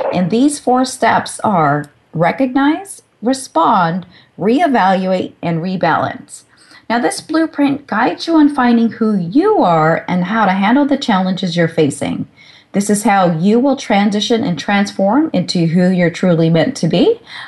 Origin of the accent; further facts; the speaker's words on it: Sacramento, California, United States; my hometown of Sacramento